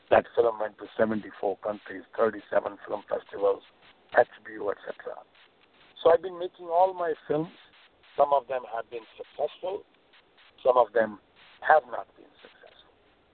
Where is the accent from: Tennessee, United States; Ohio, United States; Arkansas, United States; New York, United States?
New York, United States; Well, I grew up in the Upper West Side. I knew the Upper West Side very well.